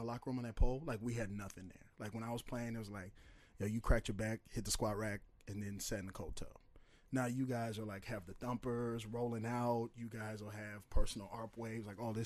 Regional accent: St. Paul, Minnesota, United States; also born or lived in Oakdale, Minnesota / Woodbury, Minnesota; I grew up in St. Paul, east side of St. Paul, north St. Paul, Oakdale

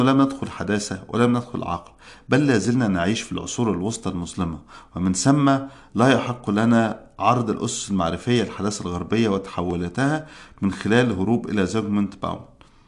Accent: Egypt; عندنا في مصر

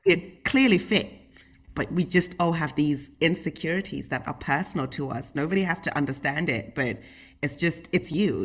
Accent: United Kingdom; I grew up in the United Kingdom, and we lived in, like, a small little town

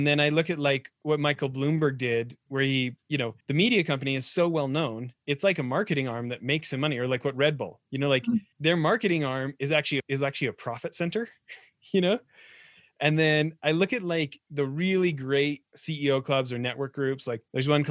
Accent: Edmonton, Alberta, Canada; I grew up in Edmonton in the 80s

